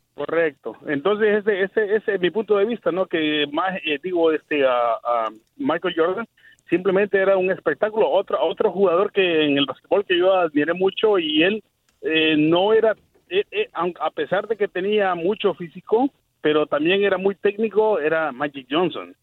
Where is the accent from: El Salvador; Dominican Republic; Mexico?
El Salvador; Yo soy salvadoreño